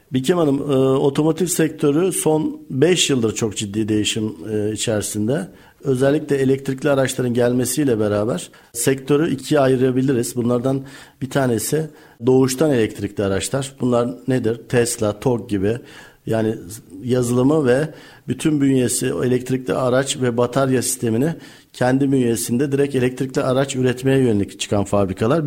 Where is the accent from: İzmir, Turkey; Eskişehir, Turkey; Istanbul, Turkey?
Eskişehir, Turkey; moved away as an adult; now in Bursa, Turkey; 17-1974 Eskişehir doğumluyum